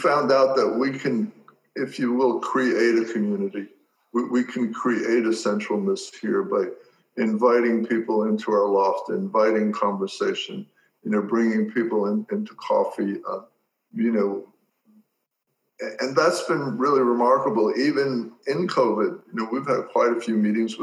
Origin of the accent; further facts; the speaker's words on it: New York City, New York, United States; also born or lived in the Rockaways; I'm a New Yorker. I was born in Brooklyn